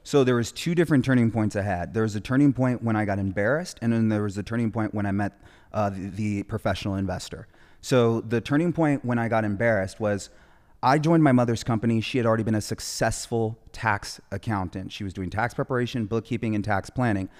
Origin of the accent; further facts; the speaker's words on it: Orange County, California, United States; moving out of Compton to a city, uh, in Orange County where she raised her family, me and my brothers